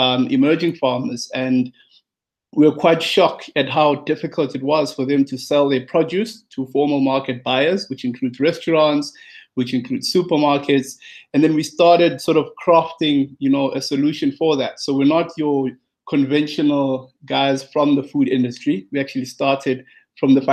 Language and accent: English; South Africa; I'm from South Africa, based in South Africa. Grew up in a township in South Africa